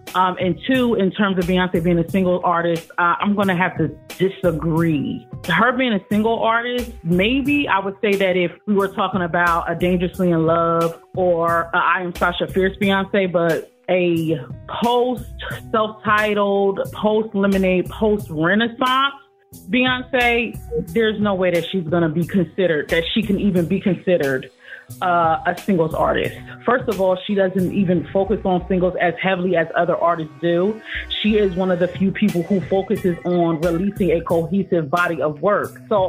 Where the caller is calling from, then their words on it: New Jersey, United States; I'm calling from New Jersey.